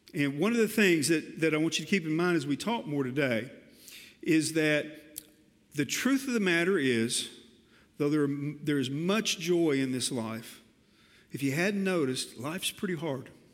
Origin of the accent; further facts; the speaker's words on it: Colonel Glenn Road, Arkansas, United States; I grew up way out on Colonel Glenn Road when it was the absolute wilderness